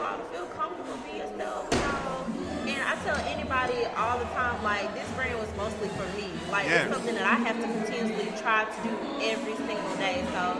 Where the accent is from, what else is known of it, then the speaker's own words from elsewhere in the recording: Birmingham, Alabama, United States; moved away as an adult; now in Atlanta, United States; I'm originally from Birmingham, Alabama.